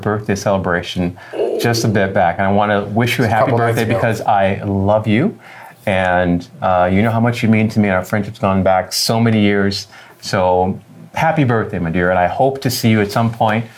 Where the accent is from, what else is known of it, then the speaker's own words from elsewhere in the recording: Detroit, Michigan, United States; also born or lived in California; now in Los Angeles, United States; originally I'm from Detroit, Michigan, the son of two police officers